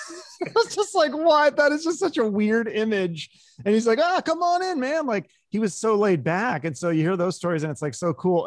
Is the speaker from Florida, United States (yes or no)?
no; Seattle, Washington, United States; I was growing up in Seattle